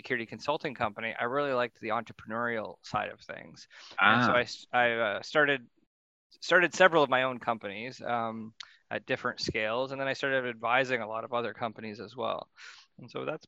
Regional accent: Ontario, Canada; I grew up in Ontario

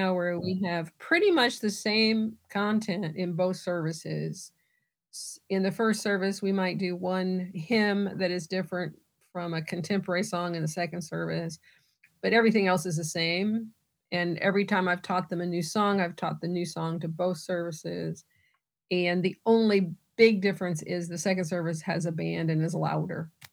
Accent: Southern Illinois, United States; moved away as an adult; also born or lived in Dallas, Texas; I'm from Illinois, I grew up in Southern Illinois

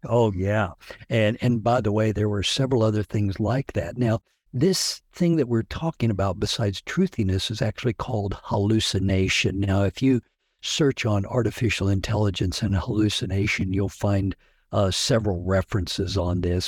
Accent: Hutchinson, Kansas, United States; I am from Hutchinson, Kansas

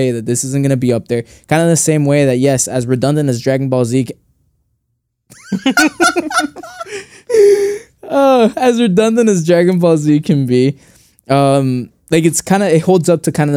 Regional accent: Honduras; I am from Honduras

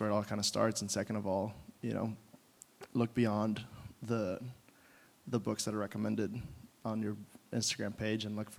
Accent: Mexico; moved away; I grew up in Mexico, but I live in a very white community

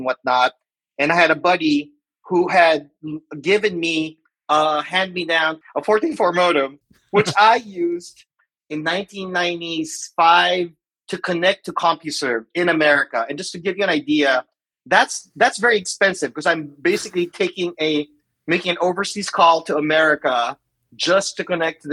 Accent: Manila, Metro Manila, Philippines; moved away as an adult; also born or lived in San Francisco, United States; now in Seattle, United States; I was born and raised in the Philippines. I lived there in Manila for 25 years.

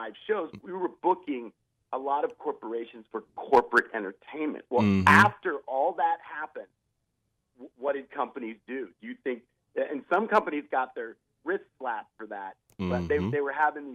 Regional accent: Ohio, United States; I grew up in Ohio. I'm from the Midwest

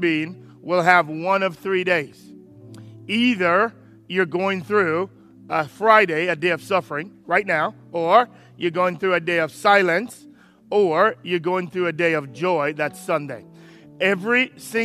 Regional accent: Jamaica; I'm Jamaican

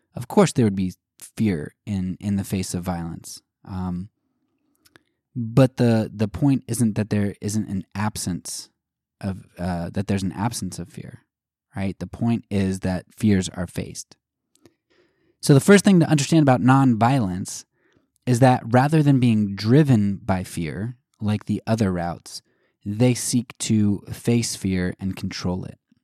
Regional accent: United States; as an American

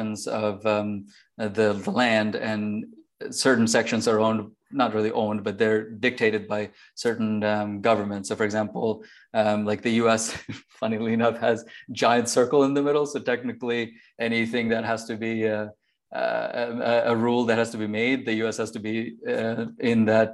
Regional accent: Bangladesh; moved away; I was born in Bangladesh, actually, just next to India. So I spent obviously a lot of my life there

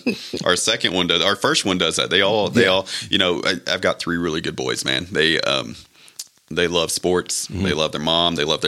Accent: Levelland, Texas, United States; also born or lived in Lubbock, Texas / Frenship, Texas; I grew up in Lubbock. I was born in Leveland. Lived in Leveland until junior high.

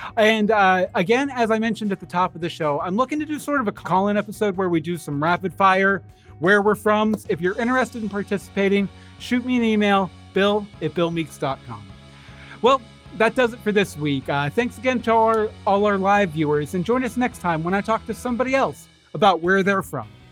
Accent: Wheeling, West Virginia, United States; moved away; my hometown, uh, Wheeling, West Virginia

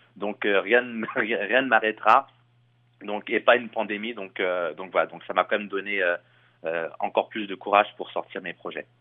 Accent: Chelles, Île-de-France, France; moved away as an adult; now in Montreal, Canada; je viens de Shell, donc euh, euh, c'est une ville qui est à côté de Disneyland Paris

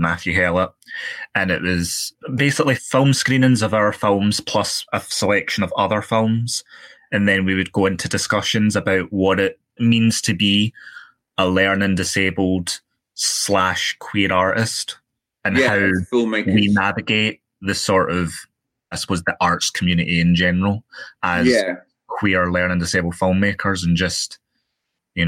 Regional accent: Glasgow, Scotland, United Kingdom; I'm from Glasgow, Scotland.

